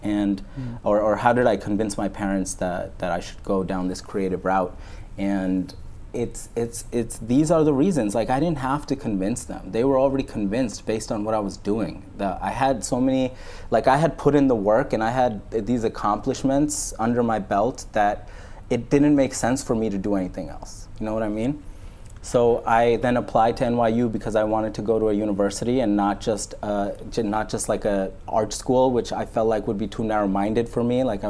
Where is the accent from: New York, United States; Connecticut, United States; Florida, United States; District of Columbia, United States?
New York, United States; I grew up in New York in Coney Island. So I grew up like around Neptune Avenue. So it's a big Pakistani community there, and there's two masjids like in like a close radius.